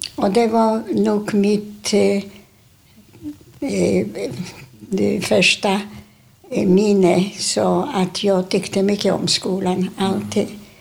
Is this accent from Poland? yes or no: yes; Warsaw, Masovian Voivodeship, Poland; Swedish is a second language; moved away as an adult; now in Sweden; vi bodde, vi föddes på Ulica Miła